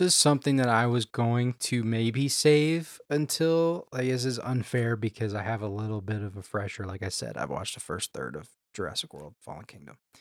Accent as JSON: {"language": "English", "town": "Houston", "region": "Texas", "country": "United States", "tie": "born or raised there", "said": "I grew up in Houston"}